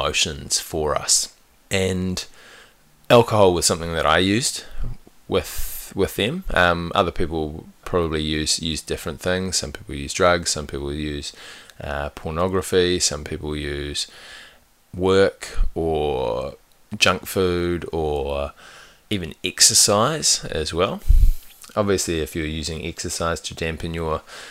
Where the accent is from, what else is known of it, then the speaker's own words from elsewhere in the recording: New Zealand; I grew up in New Zealand